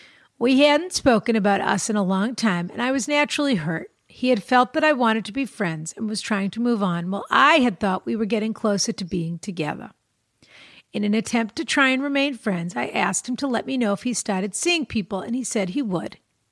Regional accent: Ireland; now in Vancouver, Canada; I'm 27. I'm from Ireland, and I'm currently living in Vancouver.

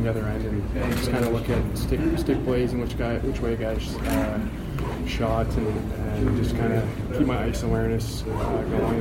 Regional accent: Sherwood Park, Alberta, Canada; So I'm from Sherwood Park, so it's just outside Edmonton.

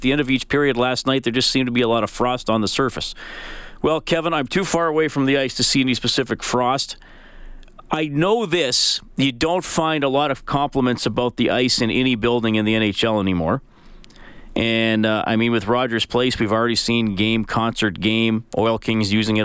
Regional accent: Alberta, Canada; I grew up in Alberta

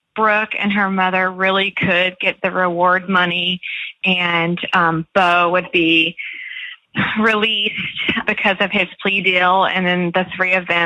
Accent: Perry, Georgia, United States; now in Nashville, United States; I'm in Nashville now, but I'm actually from Perry, Georgia.

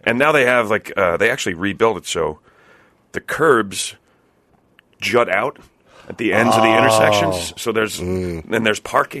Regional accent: New Jersey, United States; also born or lived in Kentucky / Michigan; from 10 until the end of high school, I lived in Jersey, yeah. And I live pretty close to where I grew up at this point still.

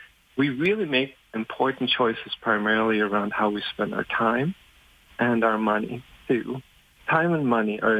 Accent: Germany; English is a second language; moved away; English isn't even my first language. So having grown up in Germany

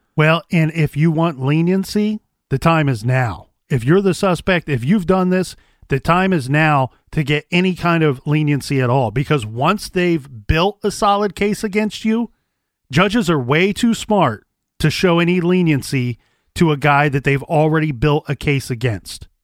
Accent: Columbus, Ohio, United States; born and raised in Columbus, here in Columbus

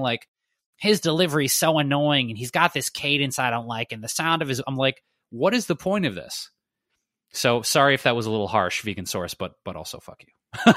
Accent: Detroit, Michigan, United States; moved away; I don't know what to say about Detroit other than, uh, props to my hometown.

